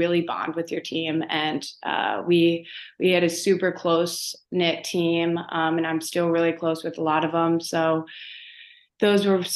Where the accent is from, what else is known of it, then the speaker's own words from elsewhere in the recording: Baltimore, Maryland, United States; also born or lived in Owings Mills, Maryland; originally I grew up in Baltimore, like closer to the city.